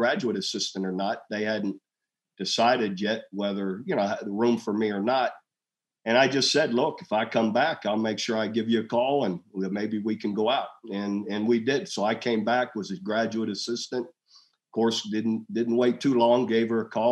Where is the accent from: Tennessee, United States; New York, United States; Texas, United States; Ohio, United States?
Ohio, United States; Youngstown; moved away as an adult; my hometown of Youngstown